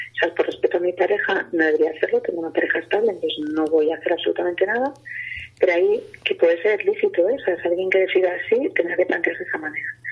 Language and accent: Spanish; Castile and León, Spain; mi tierra, ¿no? Que existe mucho el lechazo eh, de Castilla